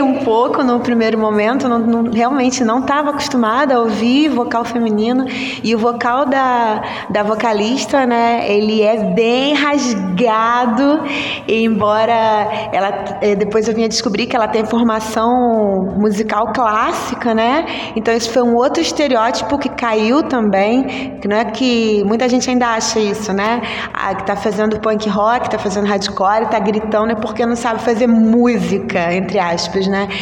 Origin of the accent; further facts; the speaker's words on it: Rio de Janeiro, Brazil; Sou aqui do Rio de Janeiro